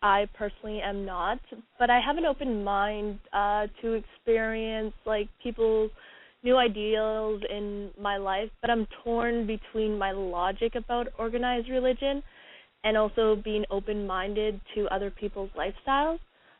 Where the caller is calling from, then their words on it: Winnipeg, Manitoba, Canada; from Winnipeg.